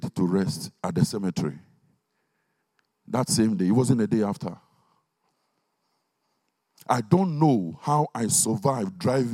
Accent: Ghana; now in Stevenage, United Kingdom; When we were growing up in Ghana in those days

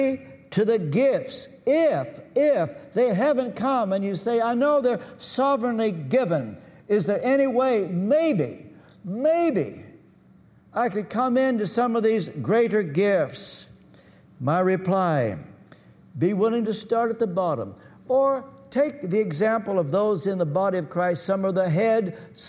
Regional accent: Kentucky, United States; I come from Kentucky, and our educational system was at the bottom

